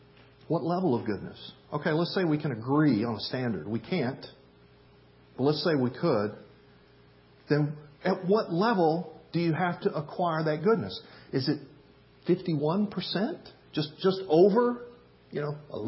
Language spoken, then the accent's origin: English; the South, United States; where I grew up in the South